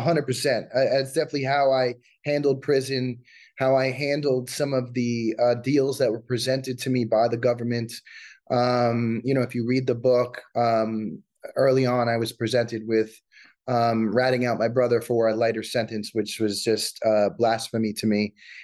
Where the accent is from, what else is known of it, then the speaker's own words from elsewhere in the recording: New Jersey, United States; also born or lived in Staten Island; Yeah, I was born in Staten Island and I moved to New Jersey when I was 7 years old.